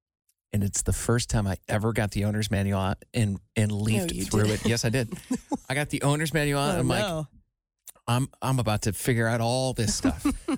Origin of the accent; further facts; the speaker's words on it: Iowa, United States; moved away; You know, I'm from Iowa, but they live in Iowa.